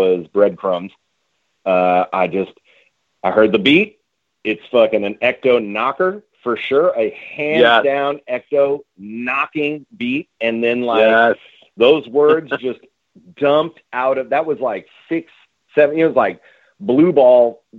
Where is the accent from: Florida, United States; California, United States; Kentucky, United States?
California, United States; Bay Area; I'm from the Bay Area